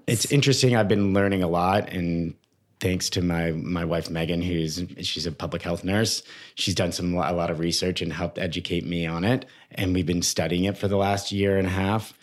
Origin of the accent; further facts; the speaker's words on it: Toronto, Ontario, Canada; moved away as an adult; also born or lived in British Columbia; now in United States; I grew up in Toronto.